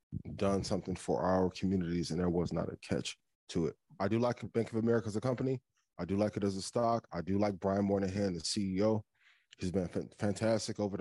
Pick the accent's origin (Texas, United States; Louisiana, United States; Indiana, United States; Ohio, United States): Indiana, United States; East Chicago; my hometown of East Chicago, Indiana